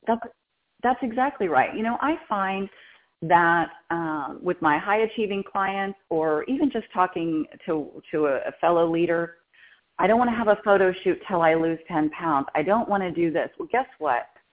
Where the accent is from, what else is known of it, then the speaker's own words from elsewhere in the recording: Texas, United States; moved away as an adult; now in California, United States; I'm from Texas